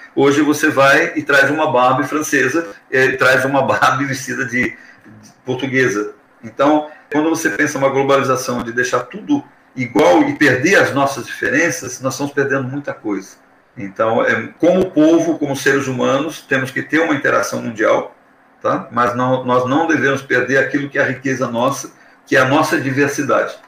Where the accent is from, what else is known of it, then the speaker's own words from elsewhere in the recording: Brazil; nós, como brasileiros